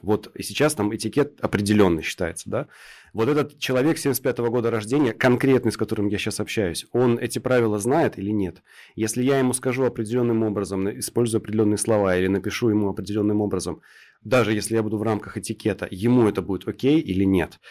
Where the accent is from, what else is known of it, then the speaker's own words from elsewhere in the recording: Krasnodar Krai, Russia; я вот с Кубани